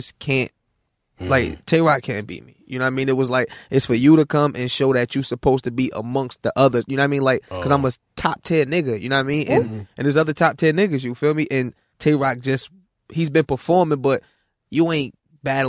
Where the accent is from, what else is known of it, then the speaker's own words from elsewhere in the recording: Newark, New Jersey, United States; I'm from Newark.